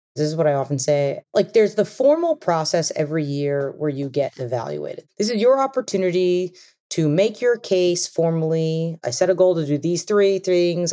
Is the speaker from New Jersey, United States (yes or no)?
no; Long Island, New York, United States; I grew up on Long Island actually, and I had parents who immigrated here